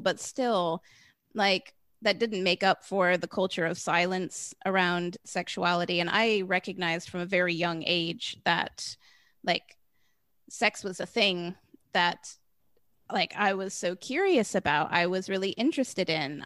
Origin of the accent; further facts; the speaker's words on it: United States; I grew up in the United States